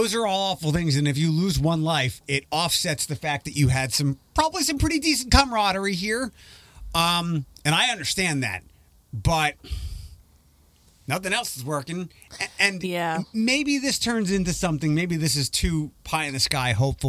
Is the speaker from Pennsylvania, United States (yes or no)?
yes; Philadelphia, Pennsylvania, United States; I remember where I grew up in Philadelphia on Sunday night.